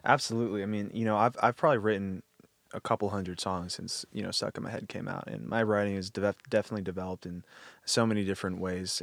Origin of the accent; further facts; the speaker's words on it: Texas, United States; I'm from Texas, we don't have snow anywhere